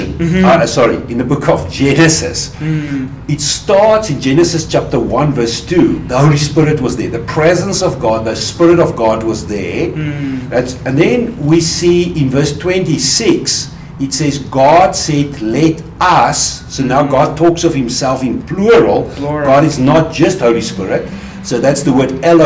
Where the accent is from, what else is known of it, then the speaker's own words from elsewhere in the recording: South Africa; moved away as an adult; also born or lived in Swaziland; I'm originally from South Africa. So I grew up in South Africa.